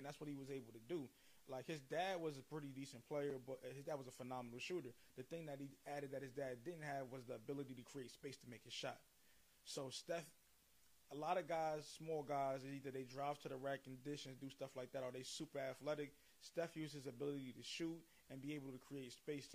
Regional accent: New York, United States; I'm from New York.

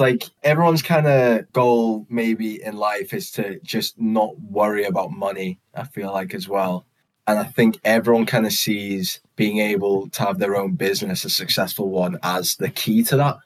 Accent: United Kingdom

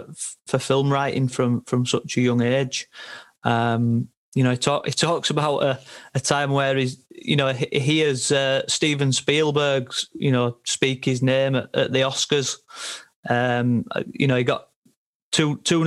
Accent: England, United Kingdom; we can speak as English people

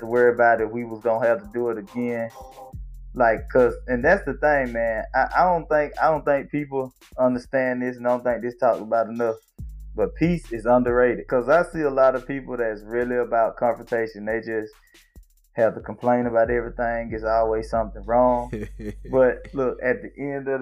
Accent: Goodwater, Alabama, United States; moved away; a world away from Goodwater, Alabama, right, Slaughter Street

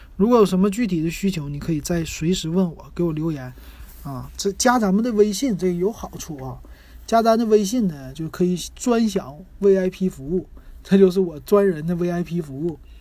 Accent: Shenyang, Liaoning, China; now in Shanghai, China; 我们沈阳那边

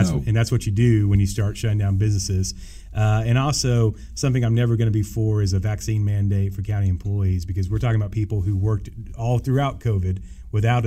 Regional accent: Abilene, Texas, United States; I was born at Dias and raised here in Abilene

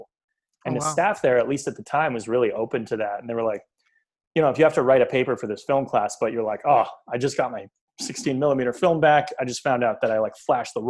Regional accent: Beverly, Massachusetts, United States; also born or lived in Boston; I am from Beverly.

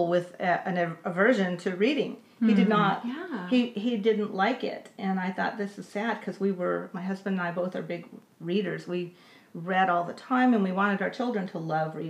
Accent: Los Angeles, California, United States; moved away; I grew up in Los Angeles, went through LA Unified

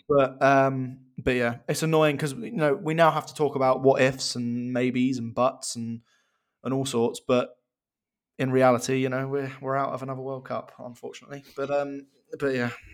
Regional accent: England, United Kingdom; As an Englishman

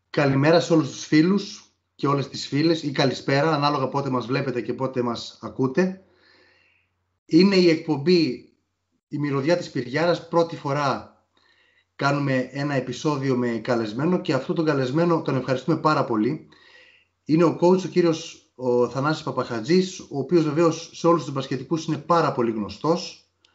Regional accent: Nea Smyrni, Attica, Greece; είμαι και από τη Νέα Σμήνη

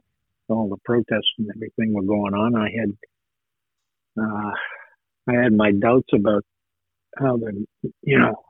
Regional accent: northern New Hampshire, United States; moved away as an adult; also born or lived in Portland, Maine / Alabama / California; now in Maine, United States; I was born in Portland, Maine, and my family moved to northern New Hampshire when I was about 3, maybe 4. And I grew up in northern New Hampshire

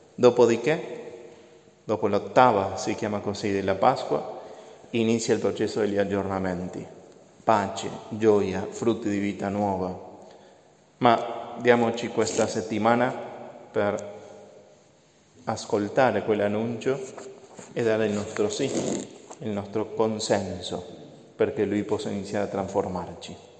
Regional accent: Argentina; moved away; Io sono dell'Argentina

